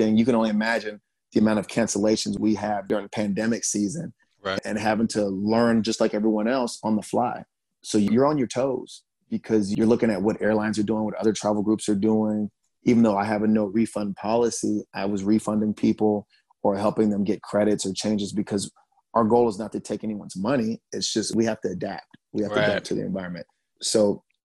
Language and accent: English; Charleston, South Carolina, United States; also born or lived in Germany; growing up in Charleston, South Carolina with my grandma